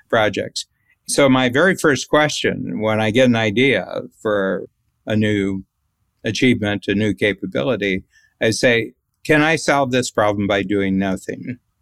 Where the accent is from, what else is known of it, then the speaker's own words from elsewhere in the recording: United States; being an American